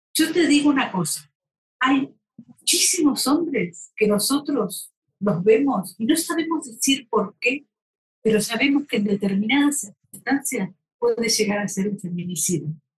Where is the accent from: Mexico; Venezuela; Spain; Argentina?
Argentina